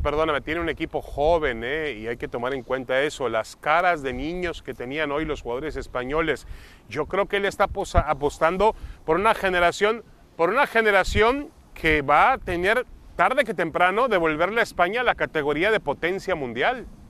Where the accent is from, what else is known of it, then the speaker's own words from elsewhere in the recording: Mexico; nosotros venimos de México, Mauricio y yo de un país donde estamos acostumbrados que cuando juega